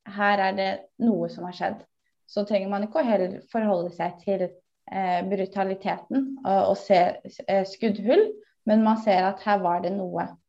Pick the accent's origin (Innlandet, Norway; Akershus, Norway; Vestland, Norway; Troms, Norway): Akershus, Norway; Bærum; jeg kommer fra Bærum og har nærhet til Oslo